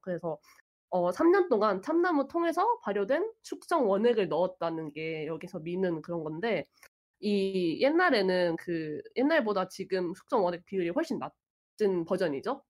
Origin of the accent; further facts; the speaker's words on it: Seoul, South Korea; 저는 이게 아무것도 모르는 서울 사람이니까